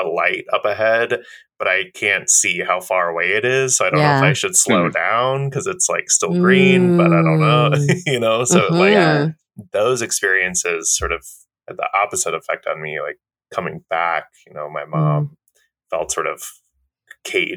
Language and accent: English; Minnesota, United States; moved away; also born or lived in upstate New York; I'm from Minnesota originally. And when we moved to upstate New York, where we've lived for like 20 years